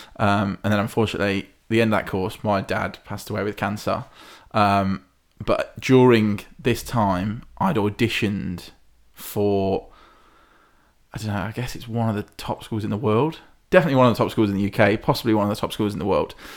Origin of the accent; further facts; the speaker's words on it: Hinckley, East Midlands, United Kingdom; I'm from Hinckley